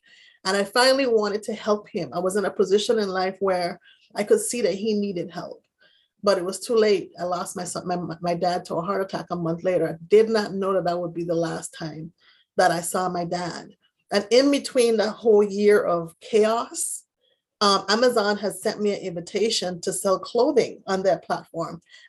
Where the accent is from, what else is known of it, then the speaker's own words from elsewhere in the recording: U.S. Virgin Islands; My parents were in the Virgin Islands. I'm originally from the Virgin Islands.